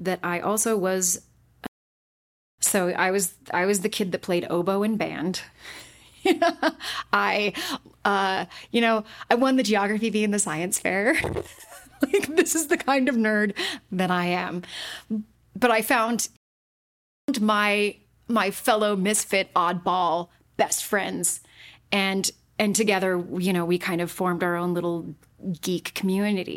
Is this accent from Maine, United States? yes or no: no; Utah, United States; I was born and raised in Utah, and I was not raised Mormon